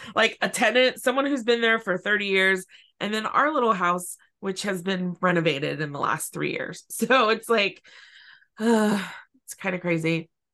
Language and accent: English; California, United States; also born or lived in San Francisco Bay Area; I've lived in California since I was four